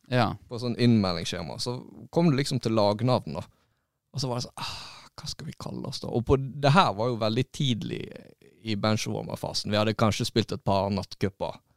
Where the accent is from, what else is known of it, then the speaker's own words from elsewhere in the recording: Florø, Vestland, Norway; vi er fra Florø.